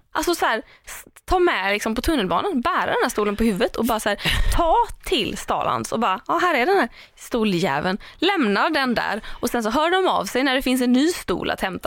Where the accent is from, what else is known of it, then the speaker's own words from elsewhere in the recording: Tahult, Sweden; ta Hult där jag är ifrån